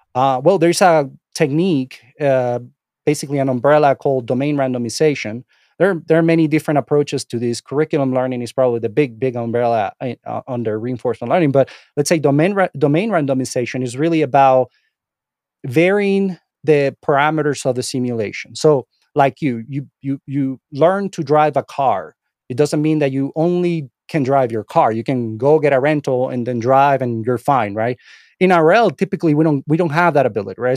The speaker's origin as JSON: {"language": "English", "country": "Venezuela", "tie": "born or raised there", "also_born_or_lived": "Miami, United States", "second_language": "English", "moved": "as an adult", "lives_now": "United States", "said": "English is my second language. I'm not from here. Um, I was born and raised in, uh, Venezuela. I moved to the United States when I was about twenty-five years"}